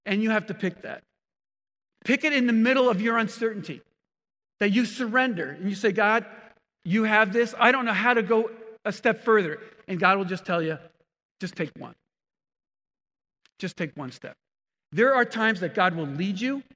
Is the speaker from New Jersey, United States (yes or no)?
yes; New Jersey, United States; I grew up in New Jersey